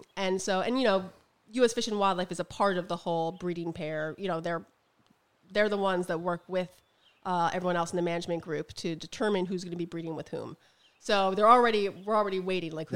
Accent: New York, United States; I'm a New Yorker.

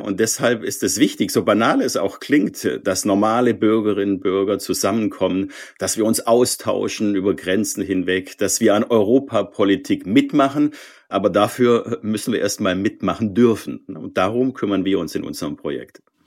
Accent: Swabia, Baden-Württemberg, Germany; ich bin Schwabe

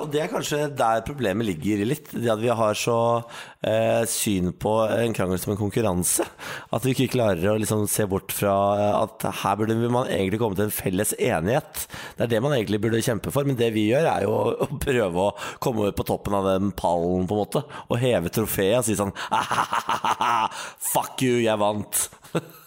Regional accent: Østfold, Norway; jeg er fra Østfold

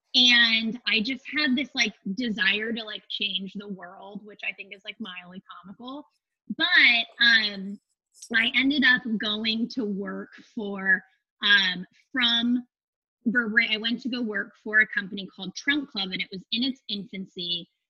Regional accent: Phoenix, Arizona, United States; I'm from Phoenix, Arizona. I uh, was like, you know, middle class kid growing up.

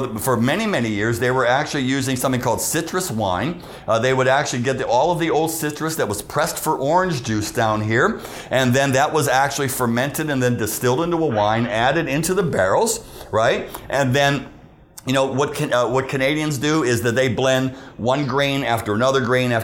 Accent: Pittsburgh, Pennsylvania, United States; I grew up in Pittsburgh

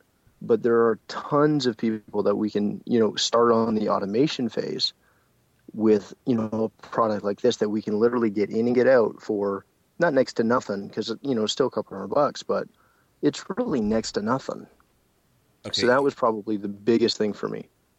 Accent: Canada; And again, I'm Canadian, so my numbers may be off for all of our American friends.

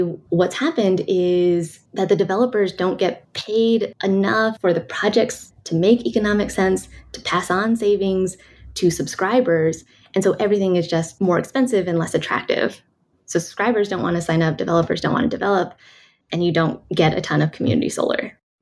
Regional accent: California, United States; I'm from California

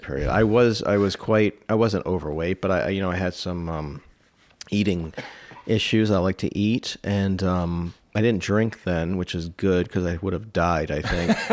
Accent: the DC area, Maryland, United States; I grew up in the D C area, Maryland

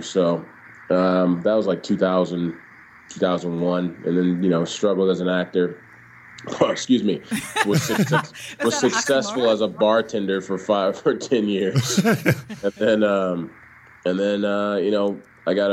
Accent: Southern California, United States; also born or lived in Orange County / Ventura County / Los Angeles / Oxnard, California; I grew up in and around Southern California. I lived everywhere from Orange County to Ventura County to Los Angeles, went to high school up in Oxnard, California

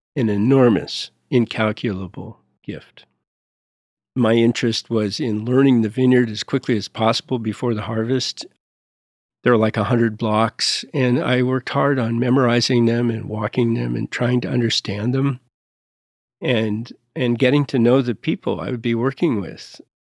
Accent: United States; also born or lived in Montpellier, France; As an American

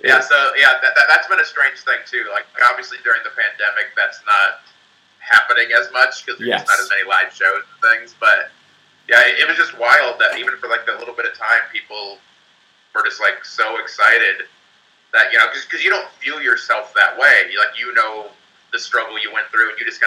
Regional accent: Indianapolis, Indiana, United States; moved away as an adult; now in Southern California, United States; I'm an old Indiana kid

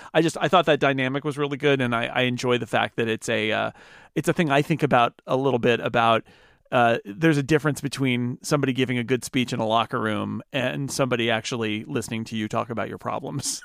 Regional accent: United States; as an American

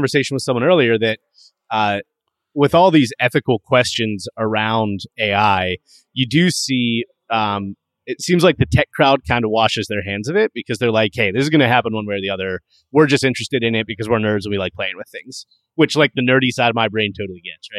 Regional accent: Pittsburgh, Pennsylvania, United States; moved away as an adult; also born or lived in State College, Pennsylvania / Scranton, Pennsylvania; now in San Francisco, United States; I was born and raised near Pittsburgh

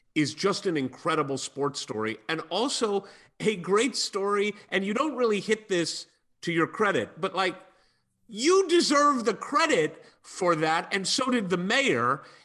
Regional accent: St. Louis, Missouri, United States; moved away; also born or lived in Bloomington, Indiana; I grew up in St. Louis, Missouri

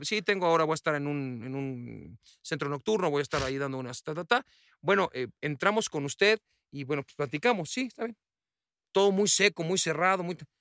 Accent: Mexico; se habla con, con nuestro acento

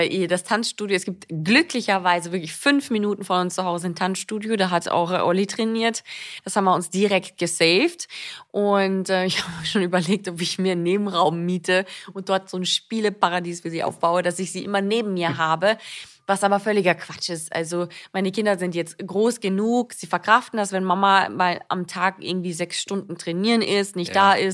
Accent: Austria; moved away as an adult; now in Germany; für mich war es ja auch so, dass ich ja neu in Deutschland war. Ich bin ja aus Österreich hierher gezogen, 2014

